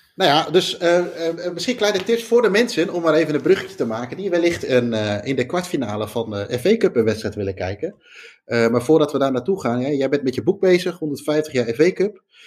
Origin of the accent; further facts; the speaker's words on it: Netherlands; wij als Nederlander